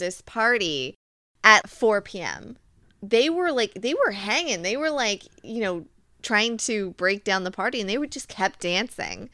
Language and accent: English; Virginia, United States; I'm from Virginia